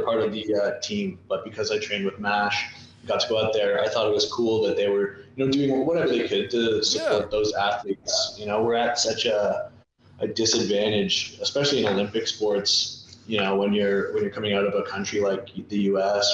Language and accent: English; Canada; growing up in Canada